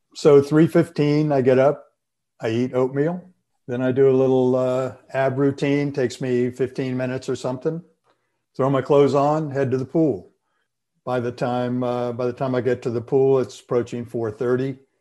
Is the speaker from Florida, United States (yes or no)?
yes; Florida, United States; growing up in Florida